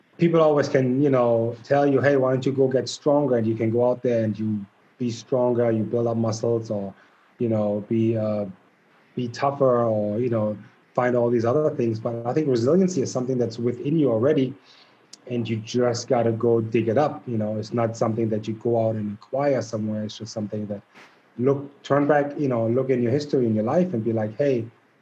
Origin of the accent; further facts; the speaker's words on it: Germany; moved away as an adult; also born or lived in Missouri; now in United States; growing up in Germany